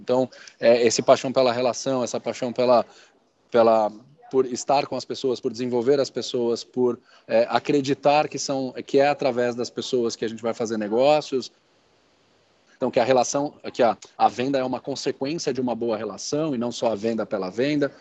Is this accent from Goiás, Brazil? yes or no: no; São Paulo, Brazil; sou paulista paulistano